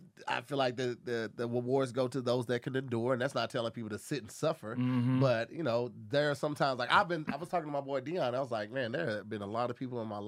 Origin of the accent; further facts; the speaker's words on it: St. Louis, Missouri, United States; moved away as an adult; my hometown, St. Louis, Missouri